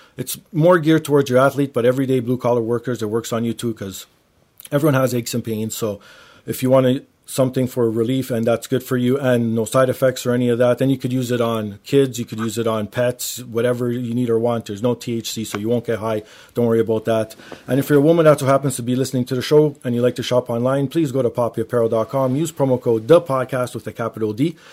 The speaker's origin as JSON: {"language": "English", "town": "Toronto", "region": "Ontario", "country": "Canada", "tie": "born or raised there", "said": "I grew up in Toronto"}